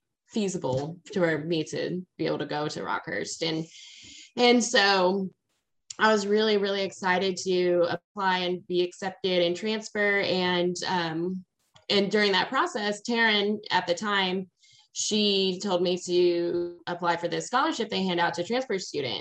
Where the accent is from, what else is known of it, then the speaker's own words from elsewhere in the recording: Kansas City, Missouri, United States; I am from Kansas City. I was born and raised here